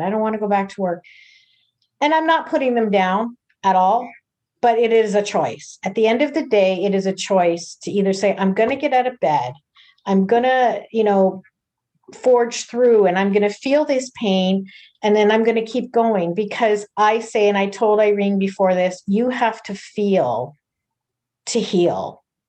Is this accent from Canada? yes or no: yes; Toronto, Ontario, Canada; I'm from the Toronto area